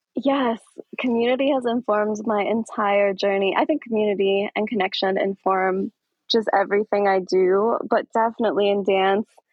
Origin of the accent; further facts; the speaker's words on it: Aurora, Colorado, United States; I'm from Aurora, Colorado. And so mm-hmm. I grew up in this scene. I grew up dancing next to folks here in Aurora